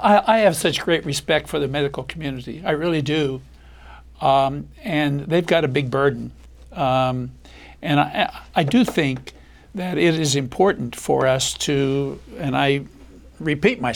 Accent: Appalachian Ohio, United States; I'm from Appalachia, Ohio

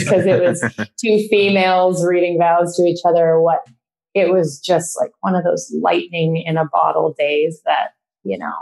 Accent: Canada; moved away as an adult; now in San Francisco, United States; growing up in Canada

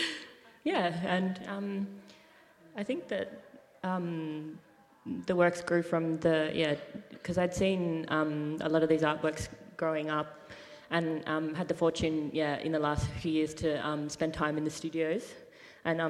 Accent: Arrernte and Kakadu, Northern Territory, Australia; I'm an Aranda and Kakadu woman

